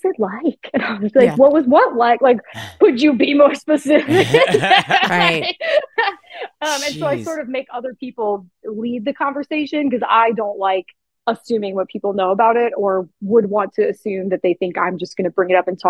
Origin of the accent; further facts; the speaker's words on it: Riverside, California, United States; accent: Southern California; moved away as an adult; now in Atlanta, United States; People ask me like where my accent is from. I'm like, no, I'm just from Southern California